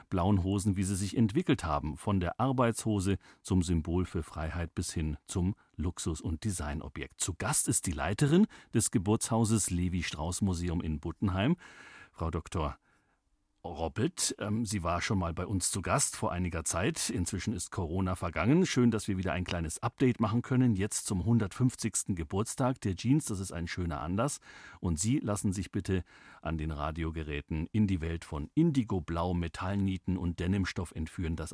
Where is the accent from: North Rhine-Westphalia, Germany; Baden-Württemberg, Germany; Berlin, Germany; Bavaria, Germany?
Bavaria, Germany; Upper Franconia; Ich bin Oberfränkin, ja.